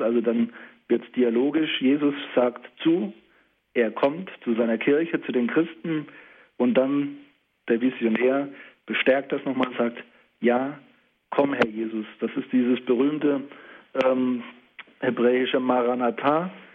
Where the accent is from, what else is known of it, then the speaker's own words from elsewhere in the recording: the Palatinate and the Saarpfalz, Rhineland-Palatinate, Germany; hier in meiner Heimat, in der Pfalz und der Saarpfalz